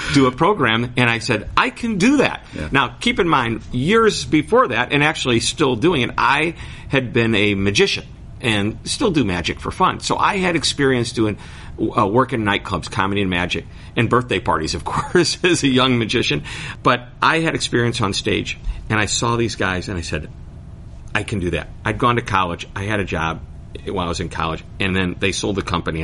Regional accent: St. Louis, Missouri, United States; I'm from St. Louis, Missouri

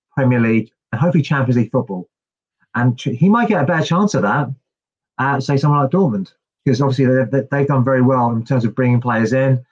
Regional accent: United Kingdom; I'm British

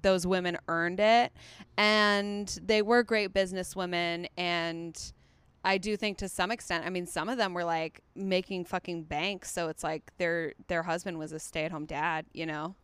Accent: Chicago, Illinois, United States; moved away as an adult; also born or lived in East Coast / Australia / England; now in Los Angeles, United States; second grade, Chicago on until I moved here

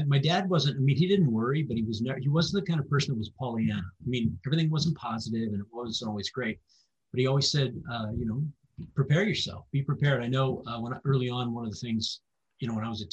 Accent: Fox Island, Washington, United States; also born or lived in El Paso, Texas; I grew up on Fox Island

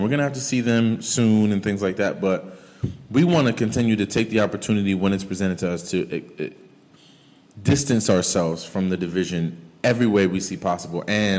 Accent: Paterson, New Jersey, United States; Because mind you, I'm from Paterson, New Jersey, ladies and gentlemen. I went to college at University of Massachusetts

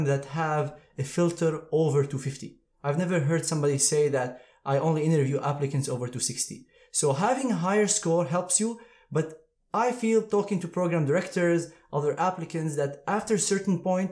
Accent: Syria; moved away as an adult; also born or lived in Aleppo; now in United States; I'm originally from Syria. I went to Aleppo Medical School

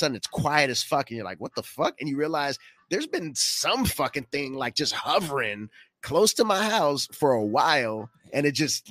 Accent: Gardena, California, United States; moved away; I'm from Gardena, we had helicopters

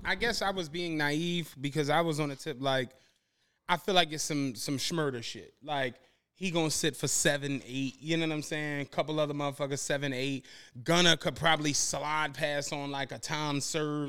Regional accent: Philadelphia, Pennsylvania, United States; I'm from Penrose

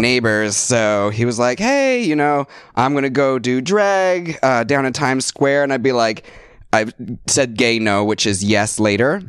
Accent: Seattle, Washington, United States; moved away as an adult; now in New York, United States; I grew up in Seattle.

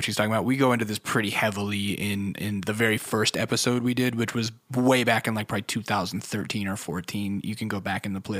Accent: Alaska, United States; I grew up in Alaska on an Air Force base. There was nothing to do except bowling on Saturday mornings.

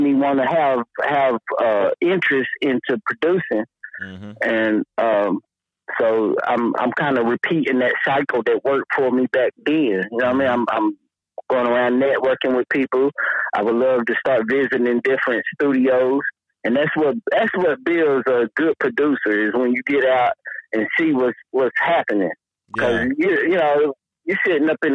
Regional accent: Sea Hills, Tennessee, United States; also born or lived in Burlington; When I was born, my mother lived in Sea Hills at the top

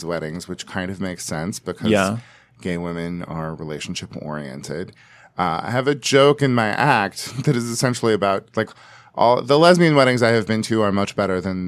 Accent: West Coast, United States; I am from the West Coast, and these are our traditions.

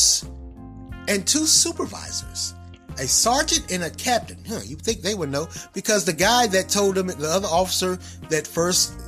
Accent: Raleigh, North Carolina, United States; I was born and raised in Raleigh

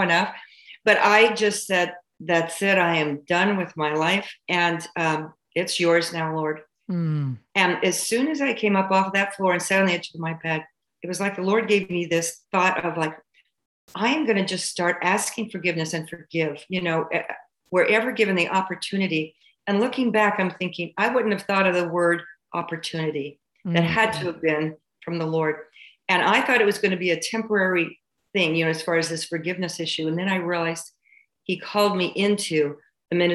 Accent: California, United States; I was born and raised in California

